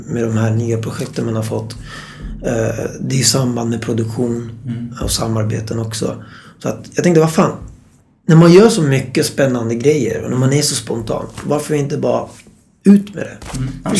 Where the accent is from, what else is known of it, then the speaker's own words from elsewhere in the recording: Stockholm, Stockholm County, Sweden; Född och uppvuxen i Stockholm.